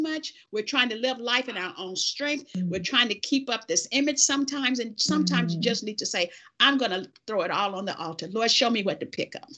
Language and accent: English; the South, United States; I was born in the South.